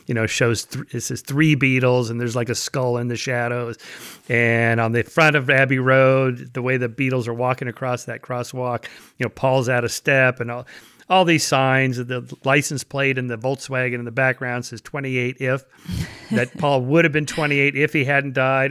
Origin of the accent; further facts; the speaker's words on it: United States; I was born in America in the twentieth century.